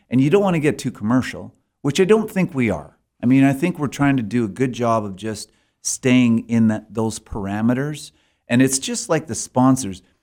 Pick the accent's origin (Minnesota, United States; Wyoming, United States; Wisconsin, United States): Wyoming, United States; Sheridan; so when we we when we first would go to committee conventions and those kind of things, you know, we're just from Sheridan, and we're just kind of the normal run of the mill people